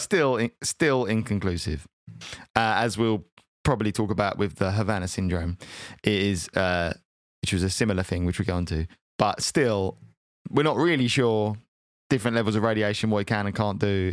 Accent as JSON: {"language": "English", "country": "United Kingdom", "said": "I am British"}